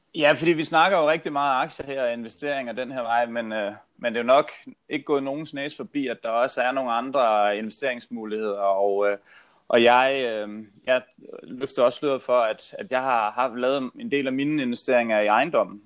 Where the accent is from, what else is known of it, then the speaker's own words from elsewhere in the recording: Funen, Southern Denmark, Denmark; moved away; jeg er jo Fynbo